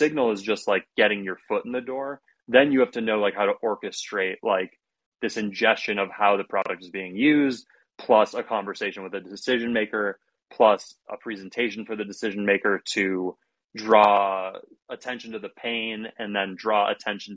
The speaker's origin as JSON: {"language": "English", "region": "Ohio", "country": "United States", "said": "I'm from Ohio"}